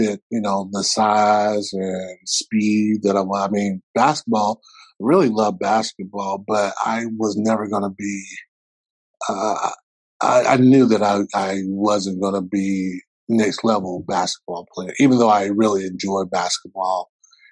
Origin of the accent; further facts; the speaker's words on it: South Carolina, United States; Clemson is about almost 4 hours away from my hometown.